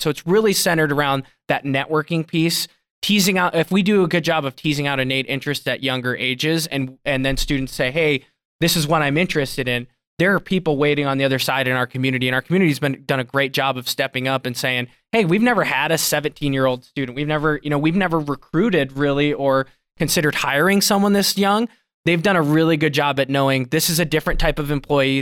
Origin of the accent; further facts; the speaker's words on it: South Dakota, United States; now in Billings, United States; I grew up in South Dakota